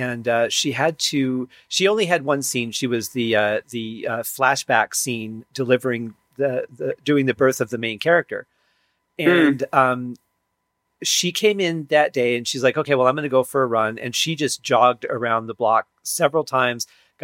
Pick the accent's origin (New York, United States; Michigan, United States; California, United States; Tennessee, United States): Michigan, United States; moved away; growing up in Michigan